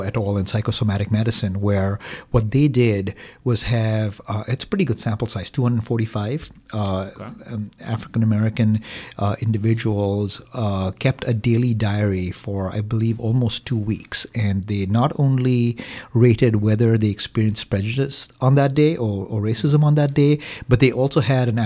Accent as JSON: {"language": "English", "country": "India", "moved": "yes", "lives_now": "Green Bay, United States", "said": "I am from India"}